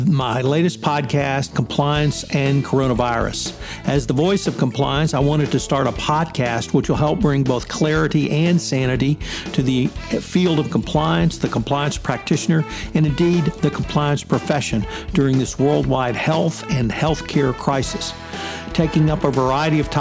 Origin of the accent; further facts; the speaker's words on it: Texas, United States; we're both from the great state of Texas